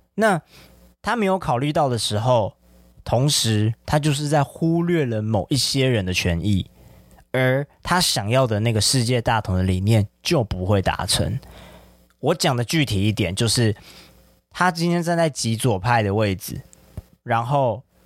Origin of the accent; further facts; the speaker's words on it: Taiwan; 作为一个台湾人